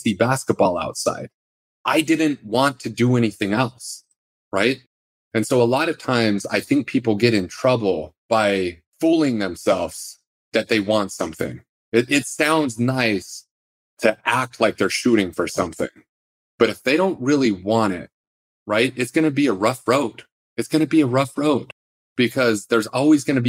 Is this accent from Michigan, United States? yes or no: no; Salt Lake City, Utah, United States; I grew up in Salt Lake City